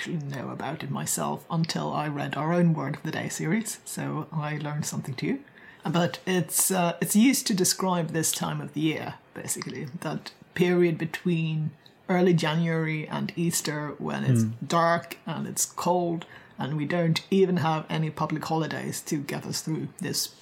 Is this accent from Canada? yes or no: no; Skåne, Sweden; I'm from Skåne, so maybe it just doesn't get that cold and dark down here in southern Sweden.